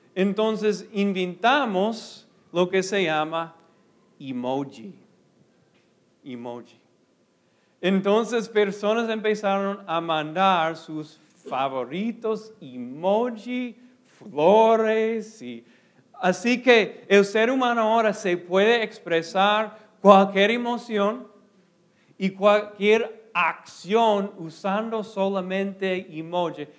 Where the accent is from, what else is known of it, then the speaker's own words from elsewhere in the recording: United States; Spanish is a second language; moved away; soy gringo primero